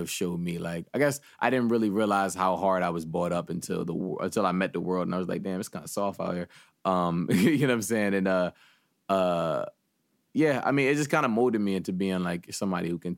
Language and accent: English; Philadelphia, Pennsylvania, United States; I grew up in West, but I grew up on the opposite side of Philly.